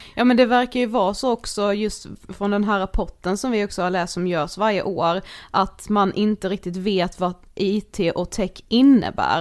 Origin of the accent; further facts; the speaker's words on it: Karlshamn, Blekinge, Sweden; moved away; i Karlshamn mm. som vi kommer ifrån